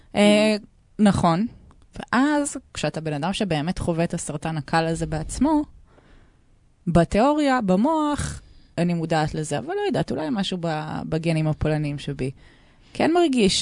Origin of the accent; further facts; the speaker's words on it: Tel Aviv, Tel Aviv District, Israel; אני בת 32, אני מתל אביב